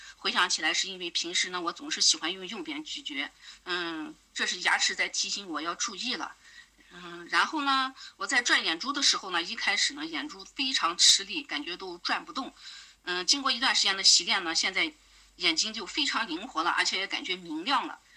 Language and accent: Chinese; Aksu, Xinjiang, China; 我来自遥远而美丽的新疆阿克苏